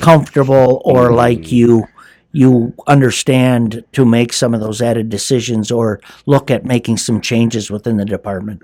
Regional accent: Hayward, Wisconsin, United States; I, uh, was born and raised in Hayward

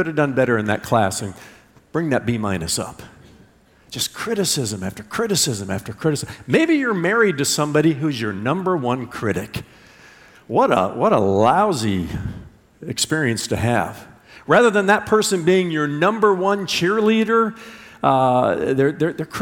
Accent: Indiana, United States; I was a little boy growing up in Indiana and playing baseball

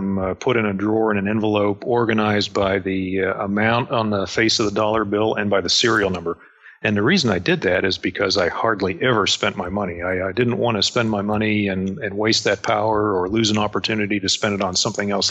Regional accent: Pittsburgh, Pennsylvania, United States; moved away as an adult; I grew up outside of Pittsburgh, Pennsylvania, and I left as soon as I could. That's why I joined the Navy

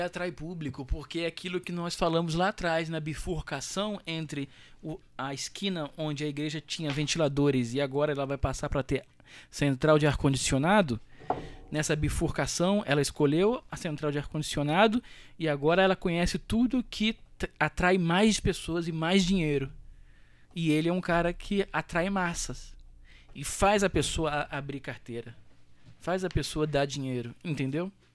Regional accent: Rio de Janeiro, Brazil; Eu sou carioca. Eu amo o Rio

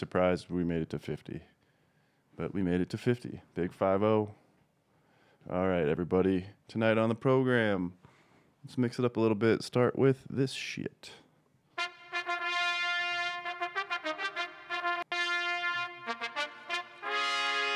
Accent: Des Moines, Iowa, United States; I was born in Des Moines

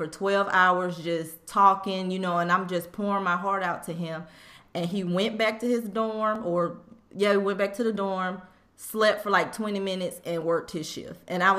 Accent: Mobile, Alabama, United States; accent: country; moved away as an adult; "Mobile, Alabama."

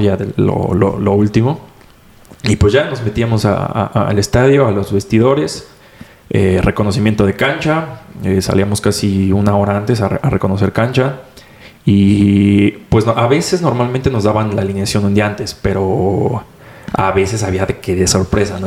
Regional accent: Mexico City, Mexico; tengo 22 años de aquí de Ciudad de México

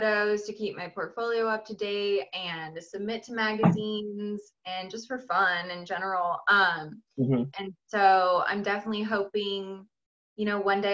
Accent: San Diego, California, United States; So I was born and raised in San Diego, lived there my whole entire life.

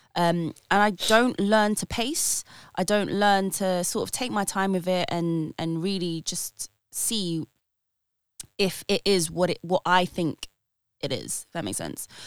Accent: United Kingdom; I am a British born Filipina

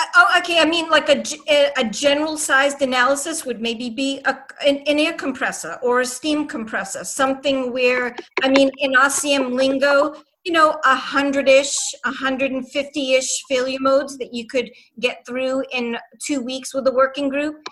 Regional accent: Boston, Massachusetts, United States; accent: Boston; my Boston accent

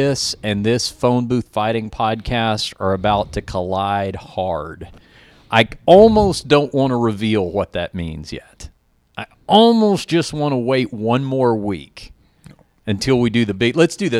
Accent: Fort Worth, Texas, United States; I was born in Fort Worth, Texas.

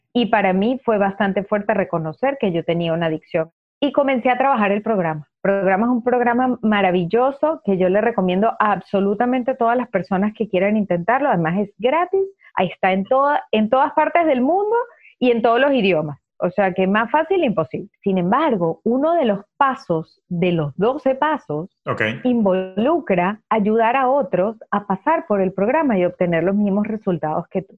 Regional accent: Venezuela; moved away as an adult; now in United States; soy venezolana, en Venezuela tuve mi propia empresa hasta que me vine a los Estados Unidos

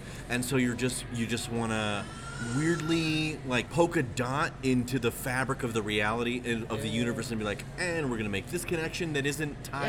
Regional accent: Ohio, United States; also born or lived in Southern California; now in Salt Lake City, United States; East Coast, Ohio is where I'm from.

